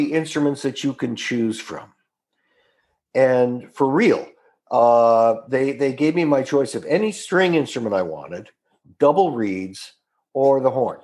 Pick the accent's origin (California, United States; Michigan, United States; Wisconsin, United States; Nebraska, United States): California, United States; Orange County, Southern; also born or lived in Salem, Oregon; I grew up in Southern California